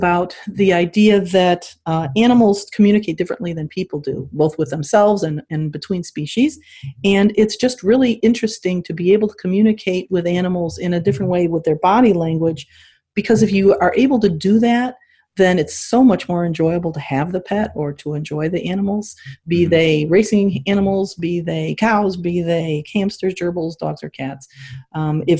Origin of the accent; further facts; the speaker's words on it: Morton Grove, Illinois, United States; also born or lived in upstate New York; I actually was born in upstate New York in a very rural area, but I pretty much did my growing up in Morton Grove, Illinois, which is a north suburb of Chicago